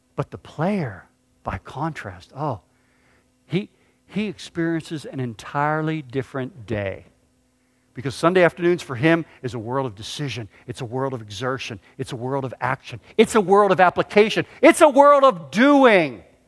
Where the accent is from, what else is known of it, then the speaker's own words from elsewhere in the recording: Pittsburgh, Pennsylvania, United States; moved away; I grew up in Pittsburgh